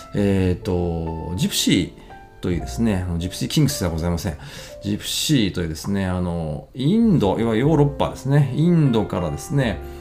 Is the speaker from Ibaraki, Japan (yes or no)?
yes; Ibaraki, Japan; now in Tsukuba, Japan; 茨城県出身なんですけれども